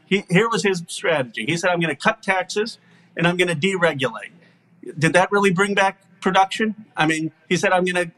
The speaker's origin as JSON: {"language": "English", "area": "Bucks County", "region": "Pennsylvania", "country": "United States", "tie": "born or raised there", "also_born_or_lived": "Philadelphia", "moved": "yes", "said": "growing up in Bucks County in a middle-class neighborhood"}